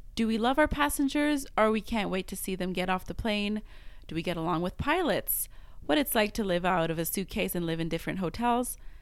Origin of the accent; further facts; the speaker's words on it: Montreal, Quebec, Canada; first language French; English is a second language; moved away as an adult; now in Western Canada; I'm from Montreal